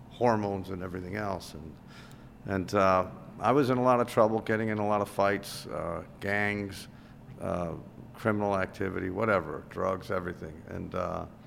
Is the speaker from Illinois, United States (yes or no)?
yes; Chicago, Illinois, United States; I'm born and raised in Chicago, and I grew up on the north side